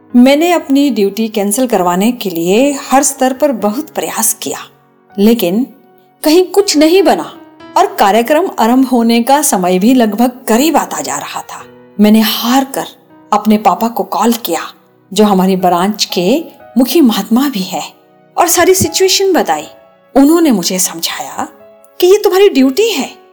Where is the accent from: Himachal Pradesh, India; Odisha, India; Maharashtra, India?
Himachal Pradesh, India; our village near Manali; पर्यटन नगरी मनाली के समीप बसे हमारे गांव में